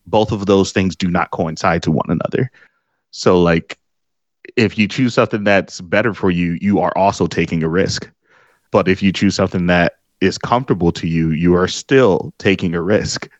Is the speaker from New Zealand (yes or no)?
no; Detroit, Michigan, United States; my old street where I was born here in Detroit